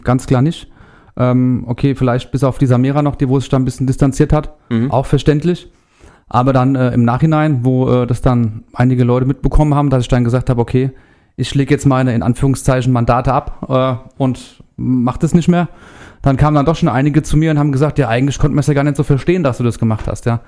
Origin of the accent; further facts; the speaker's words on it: Erlensee, Hesse, Germany; komme aus Erlensee